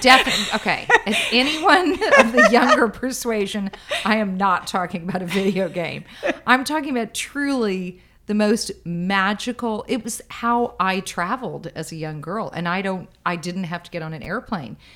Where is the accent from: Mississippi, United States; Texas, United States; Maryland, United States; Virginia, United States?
Texas, United States; Dallas; moved away as an adult; now in New York, United States; I'm from Dallas in Texas originally, and I've always considered myself to still be a Texan